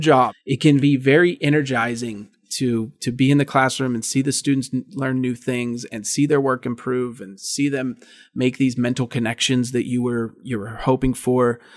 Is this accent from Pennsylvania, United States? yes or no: yes; Indiana, Pennsylvania, United States; moved away as an adult; now in State College, United States; the Indiana Gazette, which was essentially my hometown paper